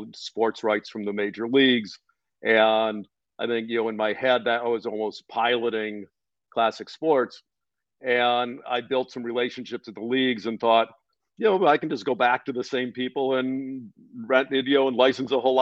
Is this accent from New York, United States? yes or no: no; Cleveland, Ohio, United States; born or raised there